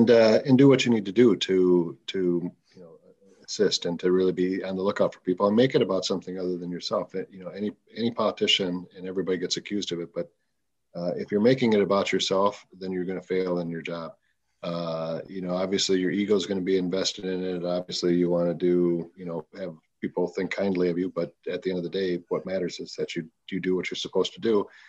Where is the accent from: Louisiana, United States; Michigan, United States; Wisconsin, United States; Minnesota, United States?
Minnesota, United States; St. Paul; Born and raised in St. Paul.